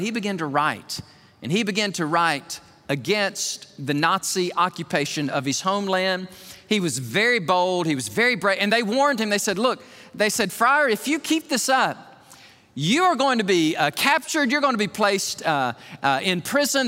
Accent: Alabama, United States; I'm from Alabama

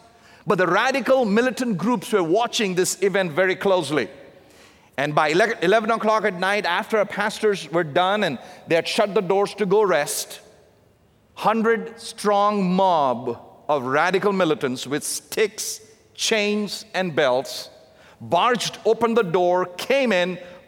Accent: South India, India; my dad and mom, they were raised in the southern part of India, so I'm a southerner from India in the south.

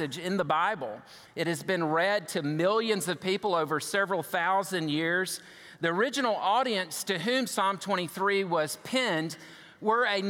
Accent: United States; I'm an American

